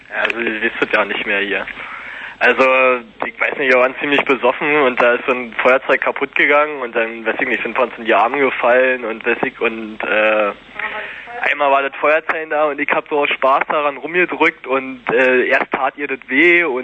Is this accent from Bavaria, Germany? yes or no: no; Berlin, Germany; Ich bin Berliner.